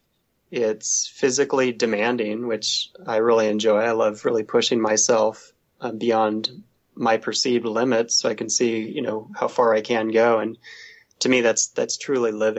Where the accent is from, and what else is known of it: Southern Oregon, United States; born or raised there; moved away; also born or lived in San Diego / Pacific Northwest